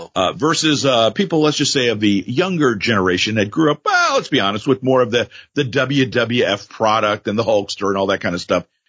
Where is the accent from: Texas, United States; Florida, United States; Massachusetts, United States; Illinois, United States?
Florida, United States; South; we grew up in South Florida.